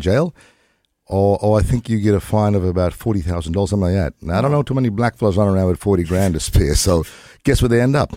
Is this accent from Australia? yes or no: yes; lower Gulf of Carpentaria, Queensland, Australia; I'm from the Whanyi, Garawa, and Gangalita tribes of the lower Gulf of Carpentaria